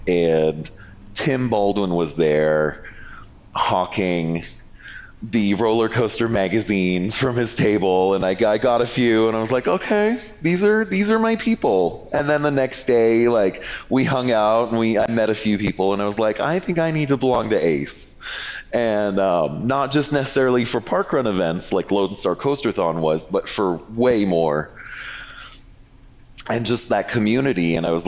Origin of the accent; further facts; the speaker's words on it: Toronto, Ontario, Canada; So I grew up in a suburb of Toronto, Canada. And my home park was Canada's Wonderland.